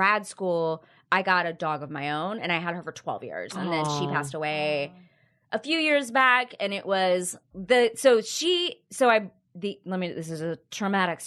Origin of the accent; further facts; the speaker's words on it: Texas, United States; I grew up in Texas